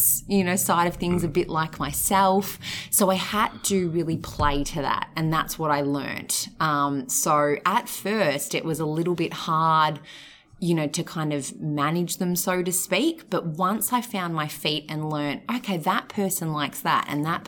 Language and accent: English; Mornington Peninsula, Victoria, Australia; I was born and bred on the Mornington Peninsula